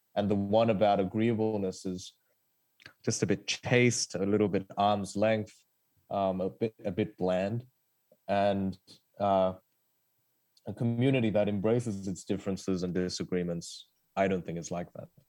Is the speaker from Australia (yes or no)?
yes; Australia; English is a second language; also born or lived in South Korea; I moved to Australia as a kid from South Korea and I didn't speak English.